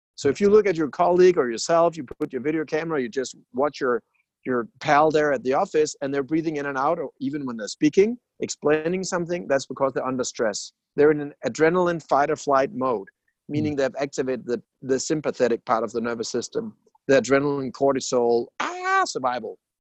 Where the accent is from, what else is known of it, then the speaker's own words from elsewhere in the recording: Denmark; I'm from Denmark